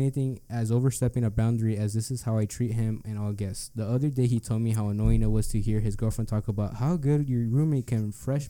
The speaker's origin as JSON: {"language": "English", "region": "the South", "country": "United States", "said": "I always make friends easy because of being from the South and what the fuck? I'm from the South."}